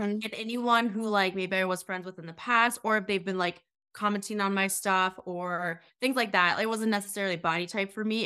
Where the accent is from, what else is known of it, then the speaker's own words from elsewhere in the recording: Sioux Falls, South Dakota, United States; I currently live in South Dakota, so I'm from Sioux Falls, South Dakota